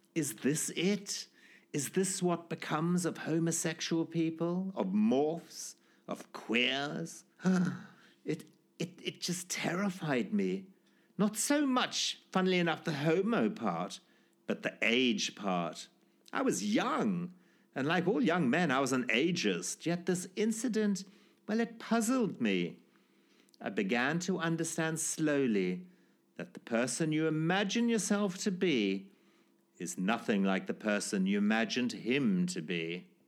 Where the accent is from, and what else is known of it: Zimbabwe; born or raised there